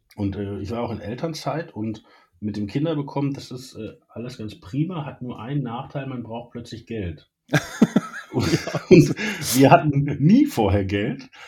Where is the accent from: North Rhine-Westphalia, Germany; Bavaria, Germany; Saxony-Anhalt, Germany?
North Rhine-Westphalia, Germany; Wanne-Eickel; moved away as an adult; also born or lived in Essen / Leipzig; bin in Wanne Eickel aufgewachsen